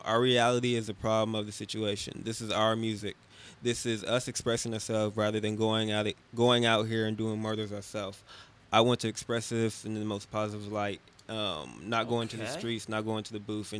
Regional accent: United States; We were raised in America.

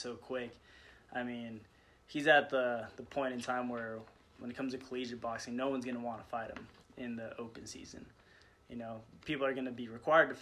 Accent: Sparks, Nevada, United States; here in my hometown

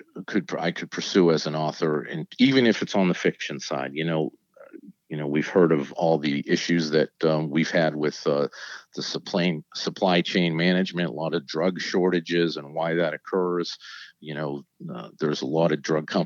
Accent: New England, United States; moved away as an adult; now in Virginia, United States; I grew up in New England. I moved to Virginia after I graduated from pharmacy school.

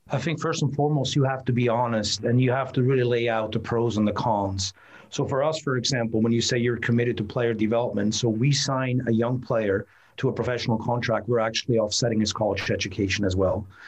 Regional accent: Switzerland; now in United States; I grew up in Switzerland

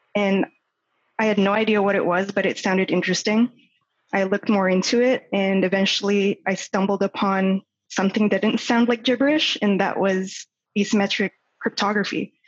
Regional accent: Toronto, Ontario, Canada; moved away as an adult; also born or lived in Vancouver / Calgary; I was born and raised in Toronto, and that's where I currently am.

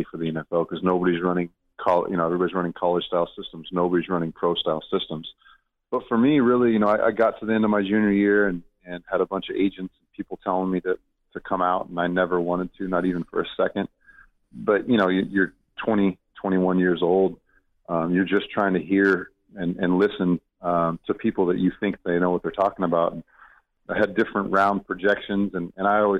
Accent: Southern California, United States; I grew up in Southern California

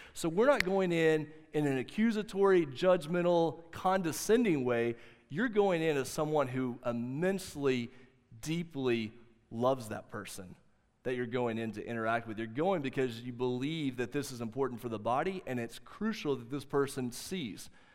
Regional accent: the South, United States; growing up in the South

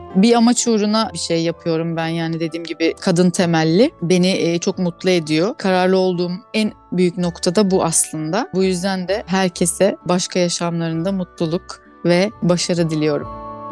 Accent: Ardeşen, Rize Province, Turkey; moved away as an adult; also born or lived in Muğla / Marmaris / Alaçatı / İzmir; 1983 yılında Rize'de doğdum ben. Rize'nin Ardeşen ilçesinde küçücük bir köyde dünyaya geldim.

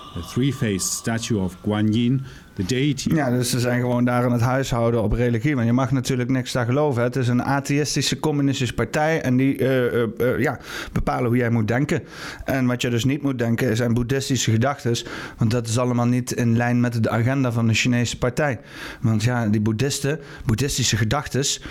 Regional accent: Netherlands; als Nederlanders

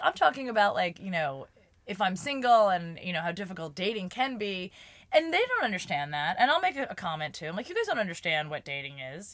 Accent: New Jersey, United States; moved away; I'm from Jersey

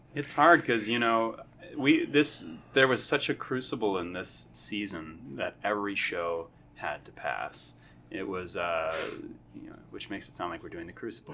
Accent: Fayetteville, Arkansas, United States; I am from Fayetteville, Arkansas

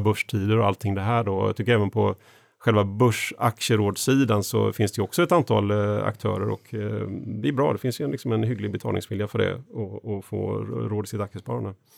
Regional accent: Eksjö, Jönköping County, Sweden; när jag växte upp, eh, Eksjö i Småland

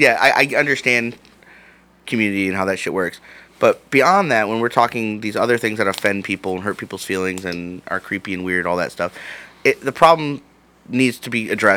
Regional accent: Cleveland, Ohio, United States; 71st and Harvard is where I grew up.

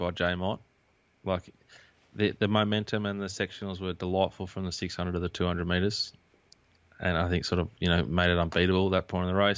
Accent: Queensland, Australia; did a 4X because I'm a Queenslander

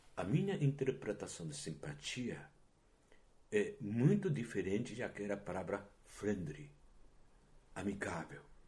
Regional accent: Japan; Portuguese is a second language; moved away as an adult; now in Brazil; como eu era japonês, como eu sou japonês

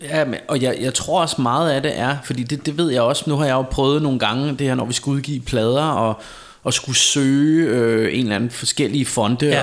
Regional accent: Denmark; jeg er vant til at høre dansk, fordi jeg er dansker, og fordi jeg kender det danske sprog

